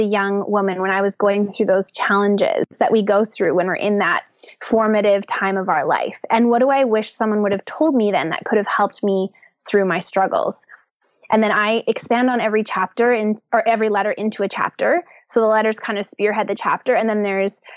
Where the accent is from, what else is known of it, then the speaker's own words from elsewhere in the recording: Canada; I am a Canadian girl